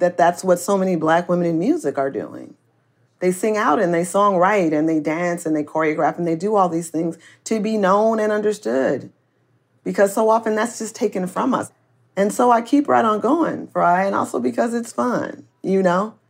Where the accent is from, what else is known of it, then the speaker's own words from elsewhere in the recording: Oakland, California, United States; I am from Oakland and we have a baseball team and we are really, um, a good and strong community here.